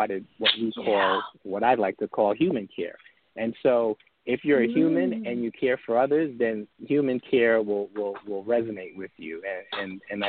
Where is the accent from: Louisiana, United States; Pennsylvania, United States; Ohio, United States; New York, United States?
New York, United States; New York City; I grew up in New York City